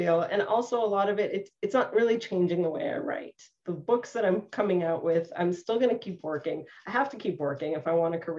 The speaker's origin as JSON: {"language": "English", "country": "Canada", "said": "I'm the only Canadian in the group, but I'm Canadian and my parents are from East Africa"}